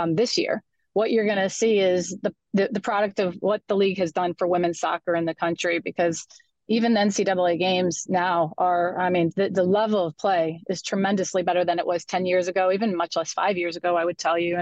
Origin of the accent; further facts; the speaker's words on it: Livonia, Michigan, United States; I hail from Livonia, Michigan. I actually am where I grew up.